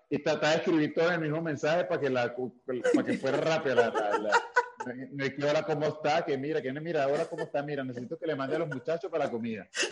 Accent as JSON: {"language": "Spanish", "town": "Caracas", "region": "Capital District", "country": "Venezuela", "tie": "born or raised there", "also_born_or_lived": "Barlovento, Venezuela", "moved": "yes", "lives_now": "Mexico", "said": "yo, crecí en Venezuela, Caracas, en un barrio que se llama Pinto Salinas"}